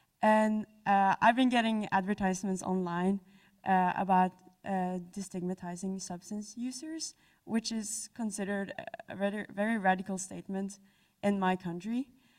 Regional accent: Norway; now in British Columbia, Canada; I'm from Norway.

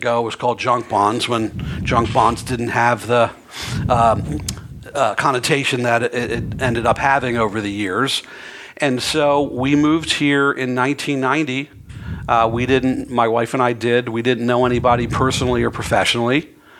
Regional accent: East Coast, United States; moved away as an adult; also born or lived in New York; now in San Francisco Bay Area, United States; I'm from the East Coast, born and raised. I was educated on the East Coast, went to law school in New York

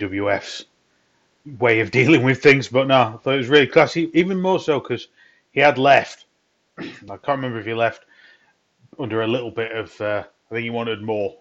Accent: Midlands, England, United Kingdom; now in north of England; I live in the north. I'm kind of Midlands from born

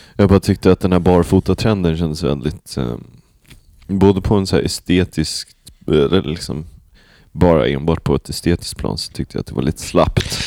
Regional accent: Sweden; under mitt liv här som svensk

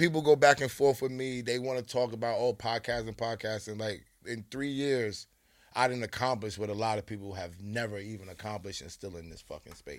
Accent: New York City, New York, United States; I'm from Queens, okay? I'm the most Queens nigga on this YouTube

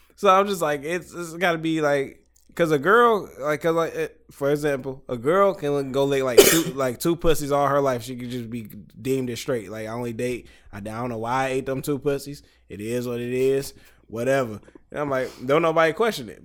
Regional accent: Detroit, Michigan, United States; I'm from Detroit, Michigan

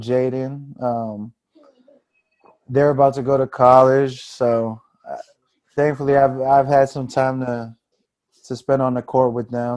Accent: Fort Washington, Maryland, United States; growing up in Fort Washington. You know what I mean? Just being a Fort Washington cat, like, just a PG head

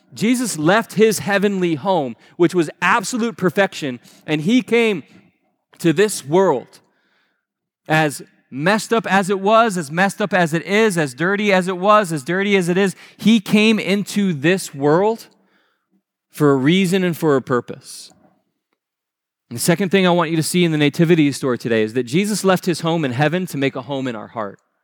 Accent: Naples, Florida, United States; moved away; the house that I grew up down in Naples

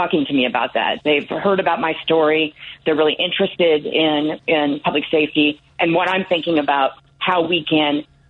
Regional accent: Lafayette, Indiana, United States; now in Chicago, United States; I grew up in Lafayette, Indiana.

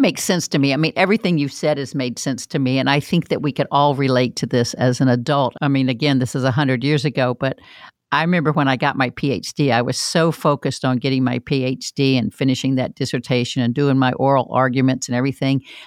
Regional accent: Florida, United States; I'm from Florida

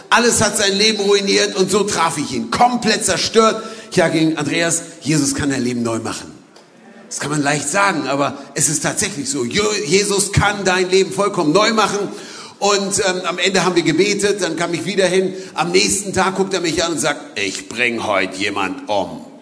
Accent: Berlin, Germany; ich komme aus Berlin

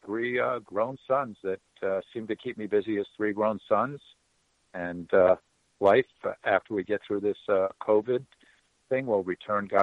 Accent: Miami, Florida, United States; I am from Miami, Florida.

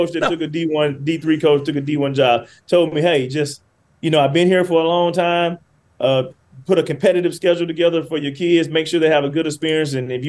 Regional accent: Muscle Shoals, Alabama, United States; moved away as an adult; also born or lived in Cincinnati / Indianapolis; now in California, United States; I'm from Muscle Shoals, Alabama. That's in Florence, my hometown

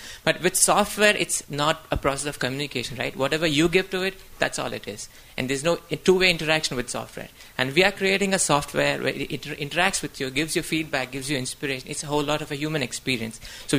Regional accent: Hyderabad, Telangana, India; I'm from India, all the way traveling from India.

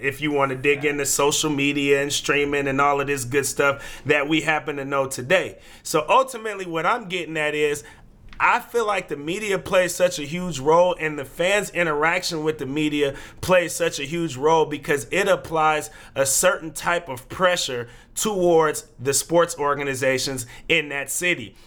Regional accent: California, United States; now in Portland, United States; we're from California

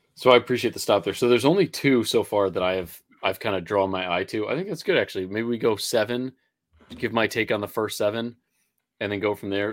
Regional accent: Connecticut, United States; accent: Connecticut; my Connecticut accent

